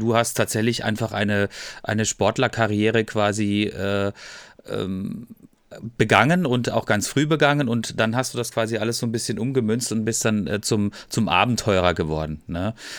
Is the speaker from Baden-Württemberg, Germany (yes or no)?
yes; Freiburg, Baden-Württemberg, Germany; Ich bin 76er Baujahr und ich komme aus Freiburg